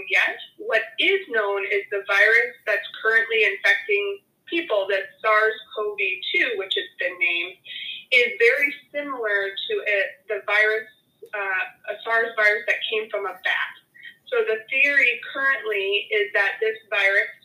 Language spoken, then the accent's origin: English; Michigan, United States; moved away as an adult; now in Houston, United States; I grew up in Michigan